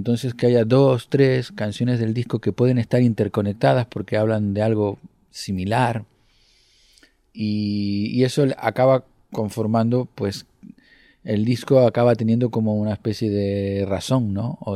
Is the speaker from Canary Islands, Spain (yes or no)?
yes; Canary Islands, Spain; moved away as an adult; now in Madrid, Spain; Cuando yo llegué de Tenerife ya traía algunas canciones del disco Golosinas